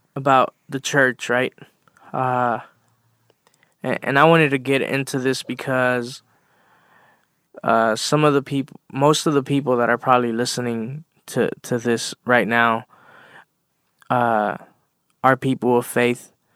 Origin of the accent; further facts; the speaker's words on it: Los Angeles, California, United States; I grew up in South LA.